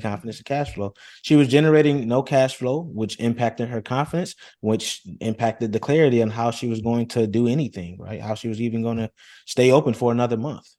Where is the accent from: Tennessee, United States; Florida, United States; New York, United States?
New York, United States; Rochester; I come from Rochester, New York, very humble beginnings